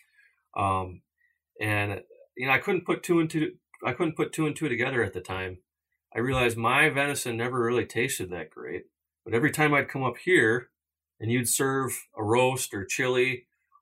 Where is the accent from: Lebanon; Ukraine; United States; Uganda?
United States; Minnesota; growing up in Minnesota and not having traveled out west till a later age